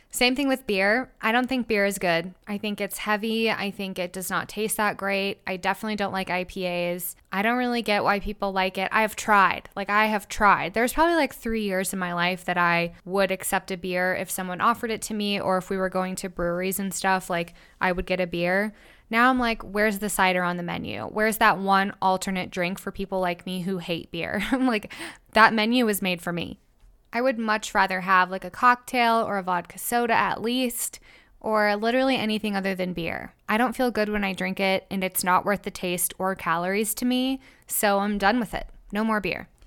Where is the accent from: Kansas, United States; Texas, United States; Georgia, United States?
Kansas, United States; I'm from Kansas.